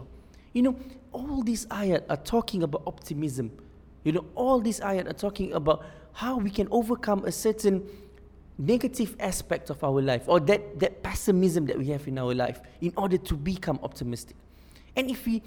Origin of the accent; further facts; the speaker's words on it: Singapore; I'm from Singapore